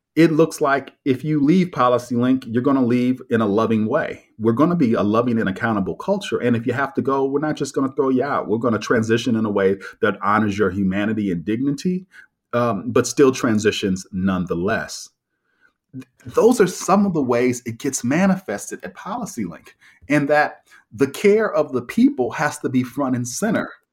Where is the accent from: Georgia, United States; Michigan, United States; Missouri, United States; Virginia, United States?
Missouri, United States; Kansas City; I was raised in Kansas City, Missouri, in the middle of the country.